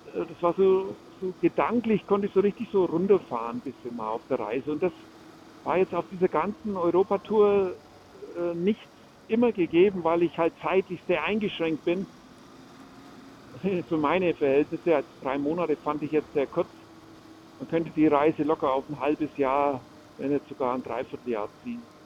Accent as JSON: {"language": "German", "country": "Germany", "said": "bei uns in Deutschland"}